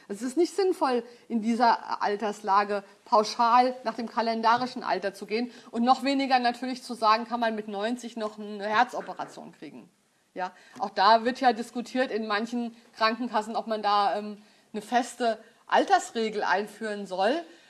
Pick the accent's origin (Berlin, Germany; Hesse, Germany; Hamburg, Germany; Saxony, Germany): Hesse, Germany; Frankfurt; Ich komme aus Frankfurt